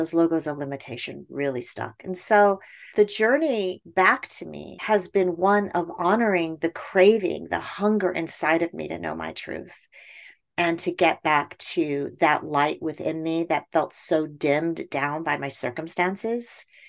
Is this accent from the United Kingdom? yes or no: yes; United Kingdom; born there; You know, I was born in the United Kingdom and placed in foster care as a baby.